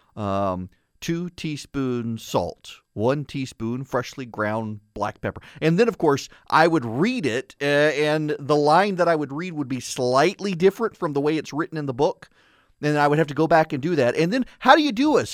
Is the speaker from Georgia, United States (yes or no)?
no; Louisiana, United States; I'm from Louisiana